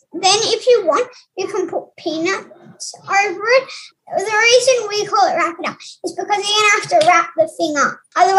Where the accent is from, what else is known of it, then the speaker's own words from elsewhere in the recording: Canberra, Australian Capital Territory, Australia; I'm from Canberra, Australia.